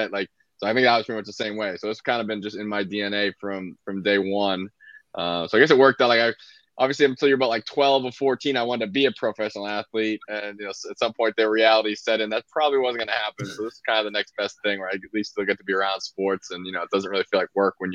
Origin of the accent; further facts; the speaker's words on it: Ireland; Irish, so I guess I can fill in and uh, round it out here.